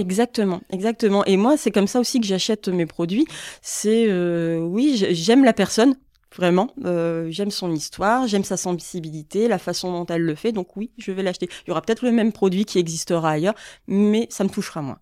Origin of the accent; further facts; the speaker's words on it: Boulogne-sur-Mer, Hauts-de-France, France; moved away as an adult; now in Lille, France; moi je suis originaire donc de Boulogne-sur-Mer, je suis pas mhm. lilloise euh, d'origine